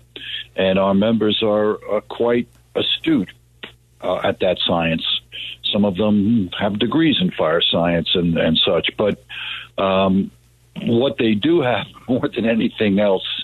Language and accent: English; New York City, New York, United States; I grew up in Queens, and there's no more diverse place probably in the world than Queens